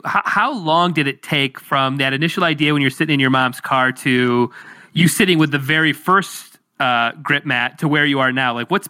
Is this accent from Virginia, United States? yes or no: no; Detroit, Michigan, United States; I'm in Detroit, and I actually live by the Ohio border. Is where I grew up.